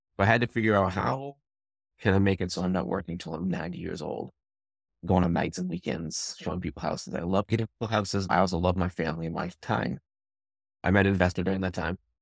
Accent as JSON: {"language": "English", "town": "Leominster", "region": "Massachusetts", "country": "United States", "tie": "born or raised there", "also_born_or_lived": "Memphis, Tennessee / Austin / Westminster, Massachusetts", "said": "I'm from Massachusetts. I grew up in Leominster. I live in Westminster right now"}